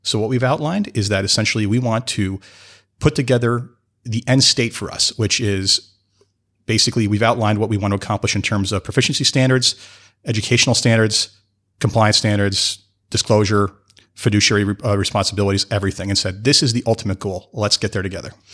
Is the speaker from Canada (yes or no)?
yes; Canada; I am from Canada